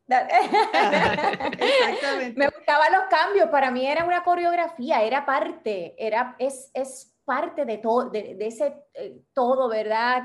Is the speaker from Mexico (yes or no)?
no; Bayamón, Puerto Rico; also born or lived in Santurce; now in Gurabo, Puerto Rico; yo nací, yo viví, yo viví toda mi vida en Bayamón